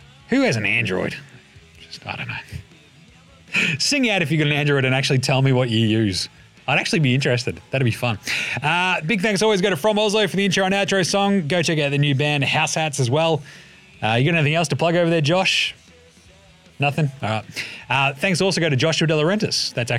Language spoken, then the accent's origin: English; Maribyrnong, Victoria, Australia; as I was a little tacker growing up in Maribyrnong, I fucking loved bending it like Beckham